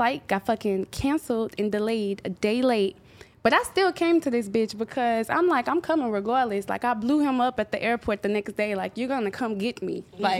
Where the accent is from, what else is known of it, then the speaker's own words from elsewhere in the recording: St. Louis, Missouri, United States; moved away as an adult; I'm from St. Louis.